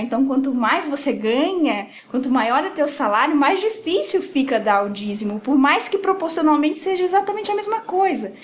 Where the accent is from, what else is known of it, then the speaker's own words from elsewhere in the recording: Rondônia, Brazil; moved away as an adult; now in São Paulo, Brazil; moro em São Paulo há 10 anos. Sou de Rondônia